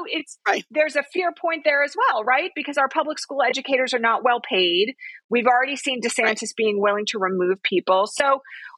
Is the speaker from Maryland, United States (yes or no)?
no; Bucks County, Pennsylvania, United States; now in California, United States; I'm originally from Bucks County, Pennsylvania